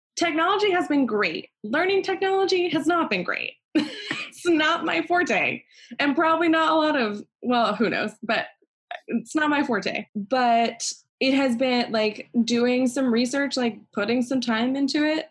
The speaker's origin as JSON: {"language": "English", "region": "Pennsylvania", "country": "United States", "tie": "born or raised there", "also_born_or_lived": "North Carolina", "moved": "yes", "said": "I grew up in Pennsylvania, and I've lived in a lot of places"}